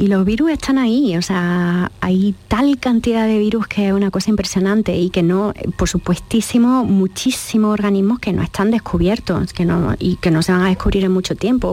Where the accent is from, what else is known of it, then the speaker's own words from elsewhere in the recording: Jaén, Andalusia, Spain; moved away as an adult; also born or lived in United States / Freiburg, Germany / Boston; yo nací en Jaén y estoy en Jaén